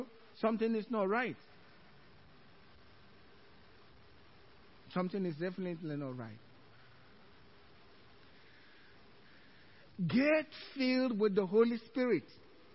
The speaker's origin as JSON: {"language": "English", "country": "Nigeria", "second_language": "English", "moved": "yes", "lives_now": "Cypress, United States", "said": "Some in English, some in my native tongue. The way Americans say it, Nigerian."}